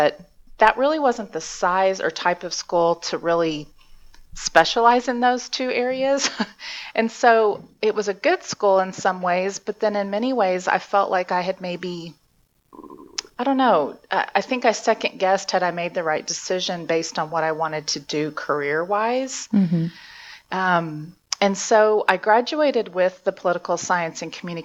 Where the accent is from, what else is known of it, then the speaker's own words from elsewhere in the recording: Friendswood, Texas, United States; also born or lived in Brownwood, Texas; now in Edmond, United States; I was born and raised in Texas